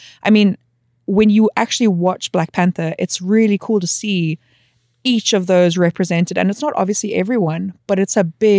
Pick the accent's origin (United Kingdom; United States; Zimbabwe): Zimbabwe; moved away; I'm from Zimbabwe.